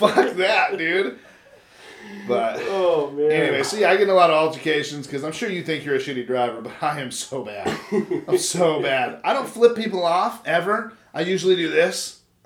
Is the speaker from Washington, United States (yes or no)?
no; California, United States; moved away; I'm from California